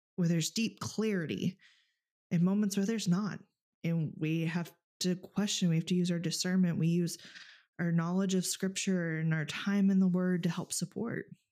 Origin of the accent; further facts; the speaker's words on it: Texas, United States; now in Alaska, United States; growing up in Texas, even here in Alaska